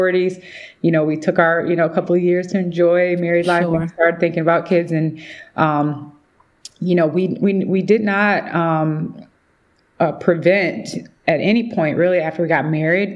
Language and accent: English; Midwest, United States; moved away as an adult; now in Atlanta, United States; I'm originally from the Midwest